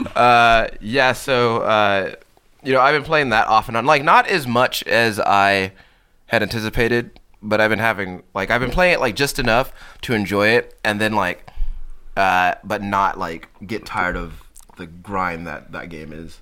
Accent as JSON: {"language": "English", "region": "Texas", "country": "United States", "said": "as a Texan"}